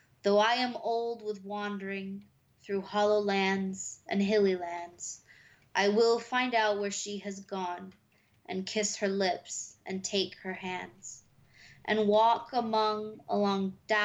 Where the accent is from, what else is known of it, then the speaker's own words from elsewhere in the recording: New Bedford, Massachusetts, United States; moved away as an adult; now in Fairhaven, United States; After living in New Bedford all my life